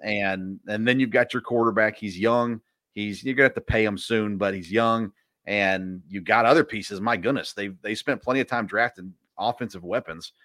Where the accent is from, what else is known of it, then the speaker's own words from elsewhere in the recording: Nashville, Tennessee, United States; I grew up in Nashville or just south of Nashville